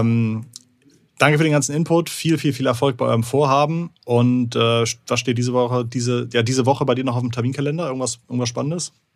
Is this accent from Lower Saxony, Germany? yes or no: no; Hamburg, Germany; als Hamburger